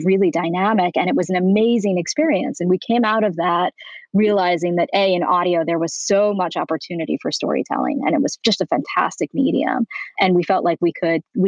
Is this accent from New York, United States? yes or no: yes; New York, United States; moved away as an adult; now in Beverly Hills, United States; I'm originally from New York